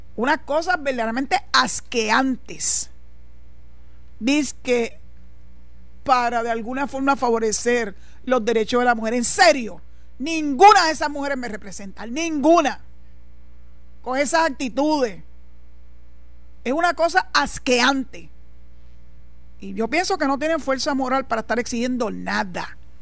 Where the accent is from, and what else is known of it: Puerto Rico